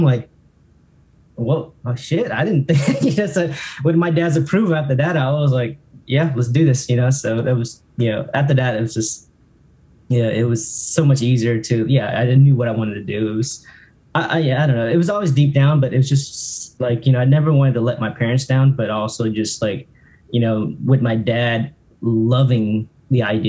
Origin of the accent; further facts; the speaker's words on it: Alabama, United States; also born or lived in Orlando; growing up in Alabama